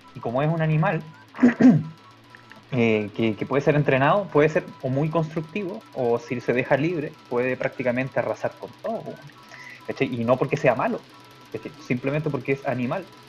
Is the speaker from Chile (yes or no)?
yes; Chile; nosotros somos una civilización, la civilización chilena, y, el país chileno